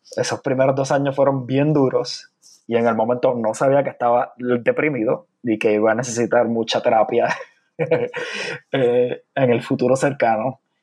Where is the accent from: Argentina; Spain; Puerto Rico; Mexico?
Puerto Rico; San Juan; moved away as an adult; also born or lived in Carolina, Puerto Rico; now in Chicago, United States; me crié principalmente en San Juan